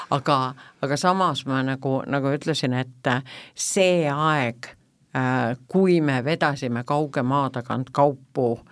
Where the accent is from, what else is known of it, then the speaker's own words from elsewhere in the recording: Tallinn, Harju County, Estonia; ma olen eluaeg tallinlane olnud